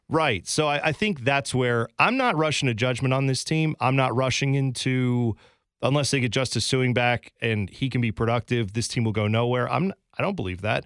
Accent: Columbus, Ohio, United States; I grew up in Columbus.

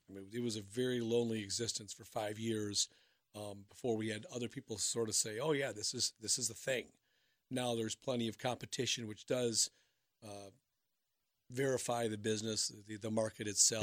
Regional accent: Minnesota, United States; also born or lived in Wisconsin; now in Cincinnati, United States; I'm from Minnesota, my wife's from Florida

